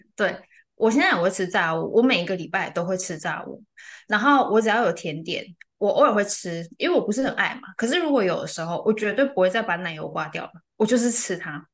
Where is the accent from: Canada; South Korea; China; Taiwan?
Taiwan; central and southern Taiwan; 我是中南部的人